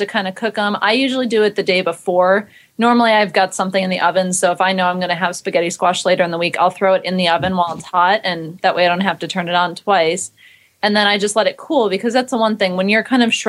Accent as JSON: {"language": "English", "region": "East Coast", "country": "United States", "tie": "born or raised there", "said": "I grew up on the East Coast, so everything bagels were kind of a norm"}